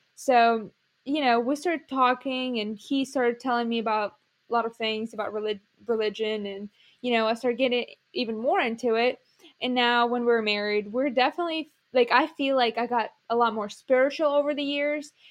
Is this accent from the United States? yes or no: no; Ukraine; moved away as an adult; Ukrainian, like, dance club where I, you know, grew up